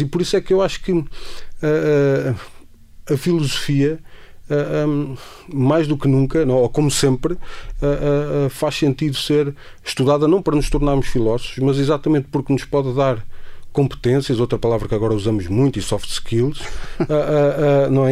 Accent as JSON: {"language": "Portuguese", "town": "Castelo Branco", "region": "Centro", "country": "Portugal", "tie": "born or raised there", "also_born_or_lived": "Lisbon", "moved": "as an adult", "said": "em Castelo Branco, de onde eu nasci e, e, e cresci até aos 18 anos, antes de vir para Lisboa"}